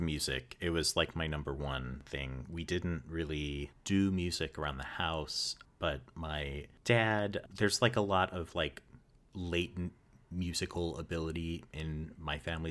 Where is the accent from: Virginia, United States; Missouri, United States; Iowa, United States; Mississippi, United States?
Missouri, United States; St. Louis; was born and raised in Saint Louis, Missouri